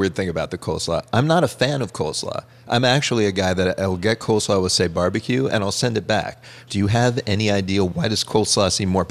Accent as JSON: {"language": "English", "town": "Pittsburgh", "region": "Pennsylvania", "country": "United States", "tie": "born or raised there", "moved": "yes", "said": "my hometown of Pittsburgh."}